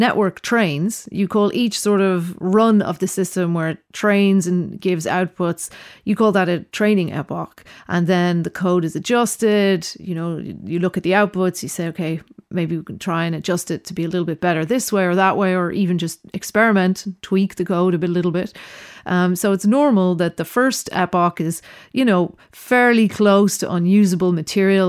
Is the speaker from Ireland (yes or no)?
yes; Dublin, Leinster, Ireland; also born or lived in Berlin / New York / Venice / Roscommon; now in London, United Kingdom; I was born in Dublin, uh, grew up in Dublin